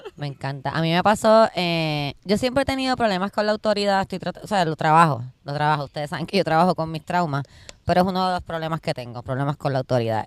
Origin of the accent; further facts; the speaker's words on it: Puerto Rico; yo soy una jíbara de Puerto Rico